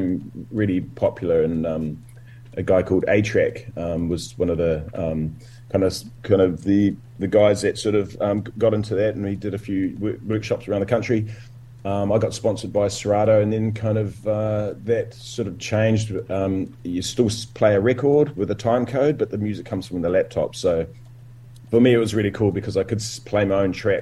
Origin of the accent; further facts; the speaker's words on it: Dunedin, Otago, New Zealand; moved away as an adult; also born or lived in Christchurch; I started DJing in Dunedin. That's where it all started for me. I'm from Dunedin